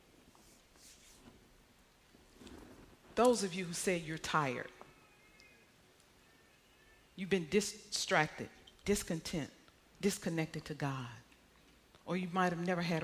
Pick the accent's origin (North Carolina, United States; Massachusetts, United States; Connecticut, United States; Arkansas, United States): Arkansas, United States; moved away; I came from Arkansas, country Arkansas